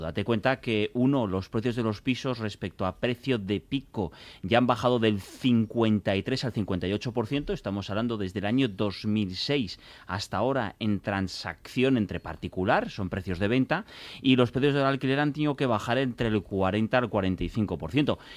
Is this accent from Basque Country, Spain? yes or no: yes; Biscay, Basque Country, Spain; yo vengo de Vizcaya